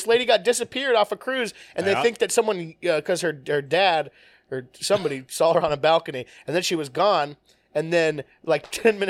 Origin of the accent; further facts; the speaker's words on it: Bakersfield, California, United States; moved away; But I'm from Bakersfield.